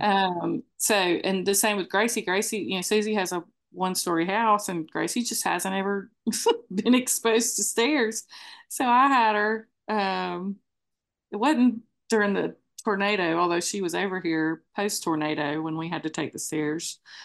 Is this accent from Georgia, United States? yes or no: yes; Moultrie, Georgia, United States; moved away; we are from Moultrie